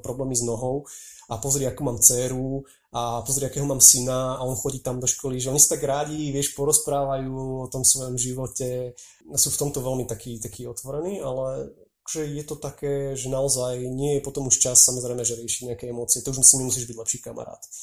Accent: Slovakia; moved away as an adult; also born or lived in Israel; povedal som im, že Slovensko

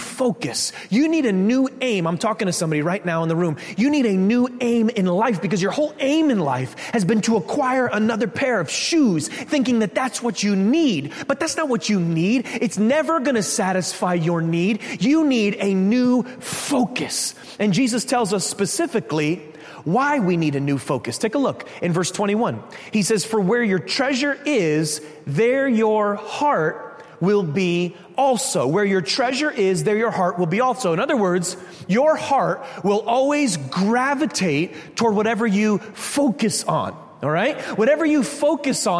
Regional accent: Connecticut, United States; we're from Connecticut

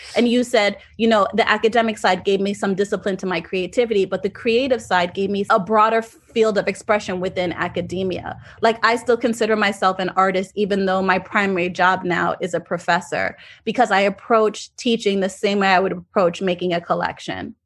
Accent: South Florida, United States; moved away as an adult; also born or lived in Jamaica; now in New York, United States; I'm actually Jamaican and I grew up in South Florida, but I have lived in New York for almost fifteen years now

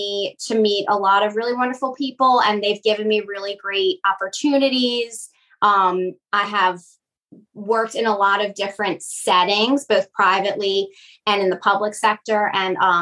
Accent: Metairie, Louisiana, United States; I am born and raised here in Metairie

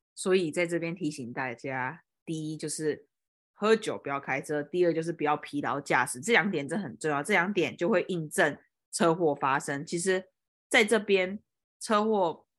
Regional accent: Kaohsiung, Taiwan; moved away as an adult; also born or lived in Taipei, Taiwan; now in United States; 像我记得我好像以前小时候在高雄的时候就有被一台摩托车右转这样撞过来

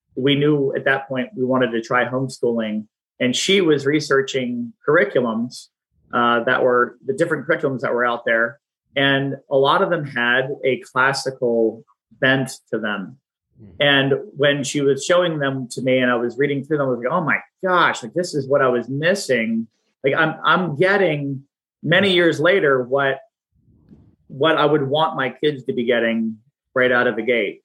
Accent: Pennsylvania, United States; moved away as an adult; also born or lived in Washington, D.C. area; I'm from the Pennsylvania area

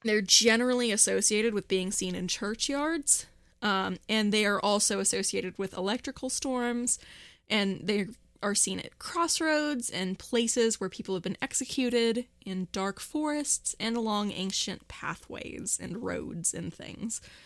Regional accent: Morgantown, West Virginia, United States; Morgantown is finally, my hometown is having its first annual gay pride

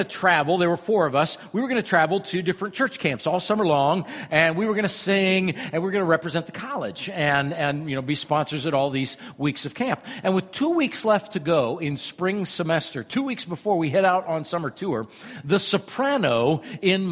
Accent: Iowa, United States; I'm from Iowa

